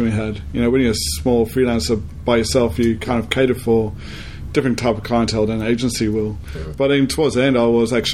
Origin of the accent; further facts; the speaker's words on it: Sydney, New South Wales, Australia; also born or lived in South Africa / Newcastle, Australia; I was born in South Africa, and then my family immigrated over here when I was 8. And then I lived in Sydney